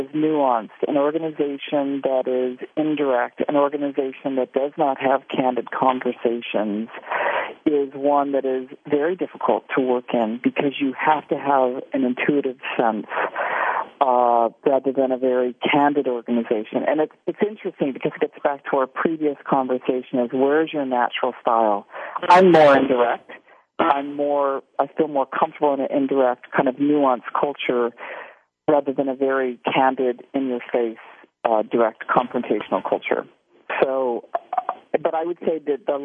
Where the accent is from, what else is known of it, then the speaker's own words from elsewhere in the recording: Southern California, United States; I'm from Southern California